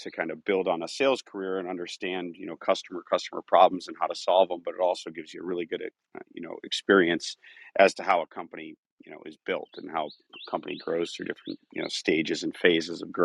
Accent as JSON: {"language": "English", "town": "Eden Prairie", "region": "Minnesota", "country": "United States", "tie": "born or raised there", "said": "I grew up in Minneapolis area, Eden Prairie, which is now actually where our company is headquartered as well"}